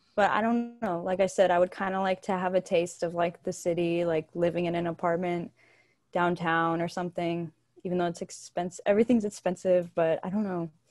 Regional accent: Bulverde, Texas, United States; moved away as an adult; now in San Marcos, United States; I'm from a little town right north of San Antonio called Bull Verde

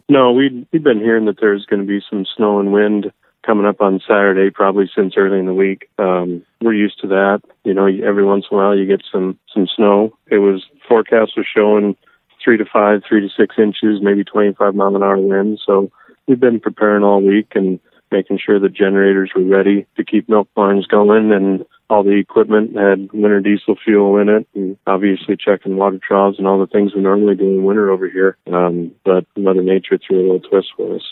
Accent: Minnesota, United States; moved away; I grew up in Minnesota

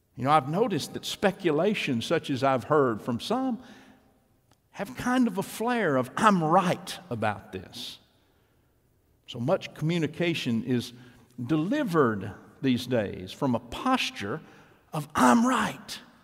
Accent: East Texas, United States; my hometown in East Texas

